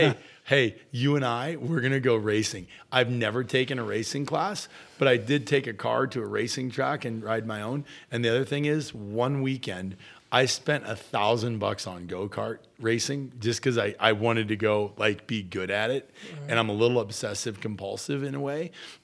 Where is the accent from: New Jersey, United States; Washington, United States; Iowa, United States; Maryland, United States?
Iowa, United States; That's why I'm better, because I grew up in Iowa and I was a bow hunter.